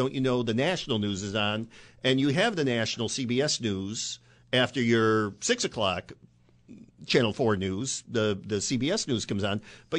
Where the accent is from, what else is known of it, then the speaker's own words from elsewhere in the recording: Binghamton, New York, United States; now in Buffalo, United States; I am originally from Binghamton